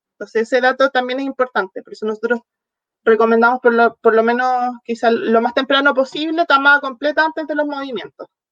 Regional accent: southern Chile, Chile; moved away; also born or lived in near Santiago, Chile; soy del sur de Chile, ahora viviendo ya más cerca de la capital

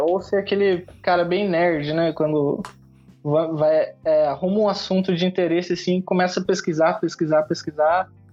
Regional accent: São José dos Campos, São Paulo, Brazil; moved away as an adult; now in Japan; interior de São Paulo, sou de São José dos Campos

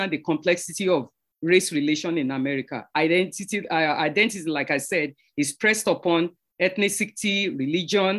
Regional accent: Nigeria; now in New York, United States; I'm from Nigeria and living in New York.

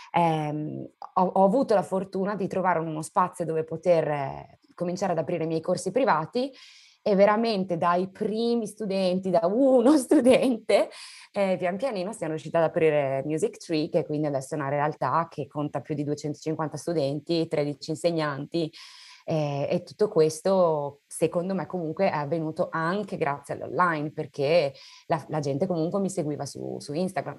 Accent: Pordenone, Friuli-Venezia Giulia, Italy; moved away as an adult; also born or lived in Spain / England; now in United Kingdom; io sono nata a Pordenone, quindi sono friulana

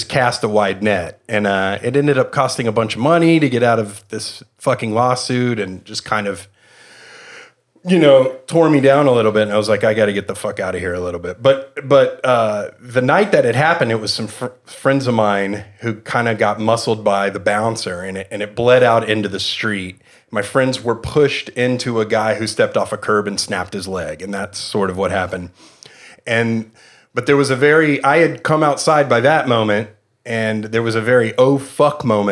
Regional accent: Fort Worth, Texas, United States; I grew up in Texas around here in Fort Worth

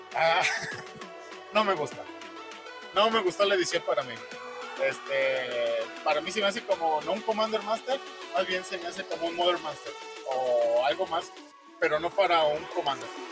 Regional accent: a municipality of Aguascalientes, Mexico; Es que yo no soy de Aguascalientes, pero soy de un municipio de Aguascalientes

